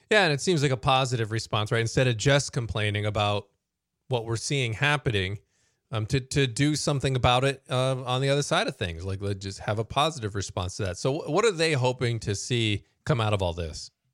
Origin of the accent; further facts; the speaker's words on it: United States; as American Christians